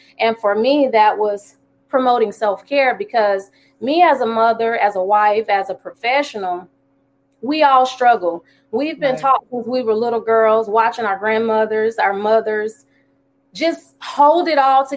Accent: Alabama, United States; moved away as an adult; now in Jacksonville, United States; I'm from Alabama, here in Jacksonville, due to the Navy

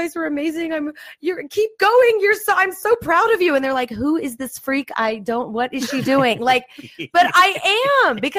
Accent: Fresno, California, United States; moved away as an adult; now in Los Angeles, United States; growing up in Fresno, you really don't need to learn how to speak Armenian

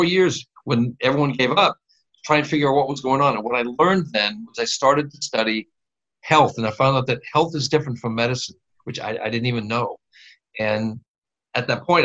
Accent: Midwest, United States; I grew up in the Midwest

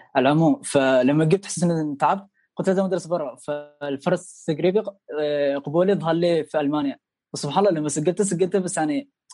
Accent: Oman; moved away as an adult; also born or lived in Leipzig, Germany; now in Germany; احنا ساكنين احنا شباب عمانيين مع بعض

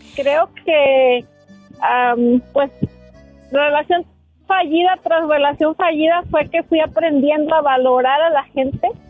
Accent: Acaponeta, Nayarit, Mexico; also born or lived in Tepic, Nayarit; now in Idaho, United States; Yo nací en Tepic, Nayarit, pero el pueblo donde yo crecí es del municipio de Acaponeta y se llama La Bayona

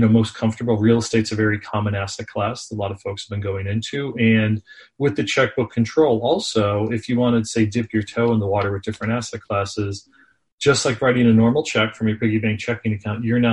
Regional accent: Scranton, Pennsylvania, United States; moved away as an adult; also born or lived in Philadelphia; I grew up in the Northeast, as I said, actually in Scranton, PA.

